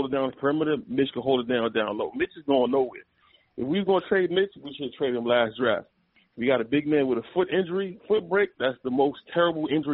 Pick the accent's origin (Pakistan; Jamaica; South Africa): Jamaica; I'm Jamaican